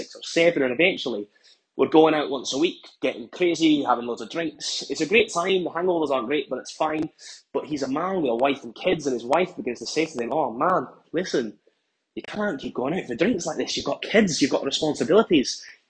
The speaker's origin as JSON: {"language": "English", "region": "Scotland", "country": "United Kingdom", "lives_now": "London, United Kingdom", "said": "I'm from Scotland, but actually, I'm working in London right now for work. Right. So I've been here for about 6 months."}